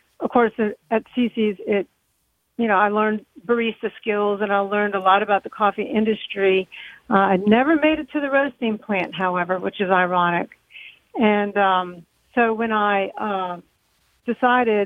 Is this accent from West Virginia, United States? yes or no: no; New Orleans area, Louisiana, United States; moved away; also born or lived in Mississippi; I'm from the New Orleans area. Not proper